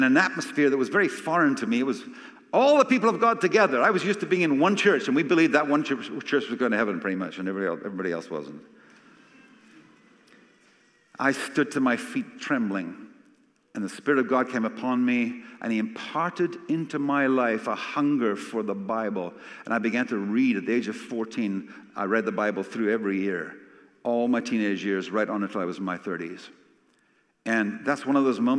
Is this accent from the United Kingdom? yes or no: yes; Scotland, United Kingdom; I'm Scottish